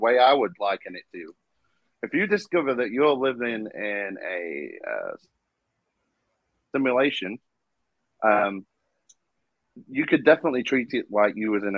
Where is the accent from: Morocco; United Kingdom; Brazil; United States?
United Kingdom; I am a Brit